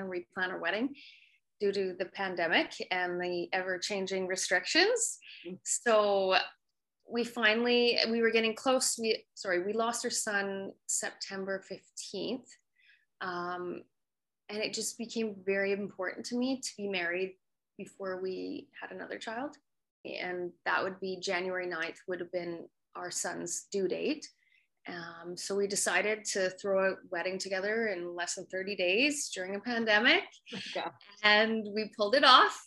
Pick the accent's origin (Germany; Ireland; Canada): Canada; Calgary, Alberta; I grew up in Calgary, Alberta, Canada